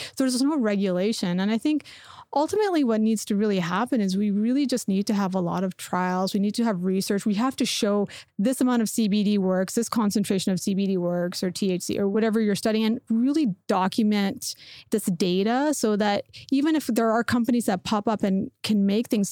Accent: Canada; growing up in Canada

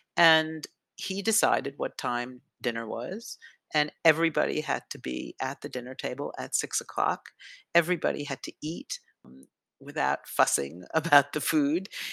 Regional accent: New York City, New York, United States; i grew up on the upper west side of manhattan

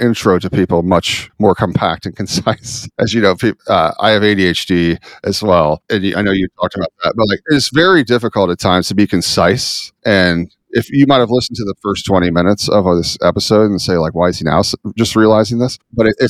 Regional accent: Midwest, United States; growing up in the Midwest, very patriotic area

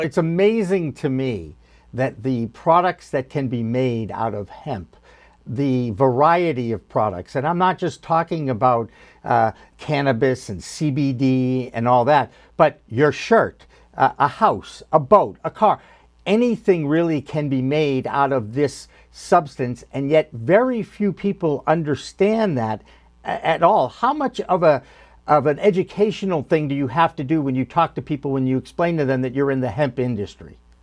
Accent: East Coast, United States; I am from the East Coast

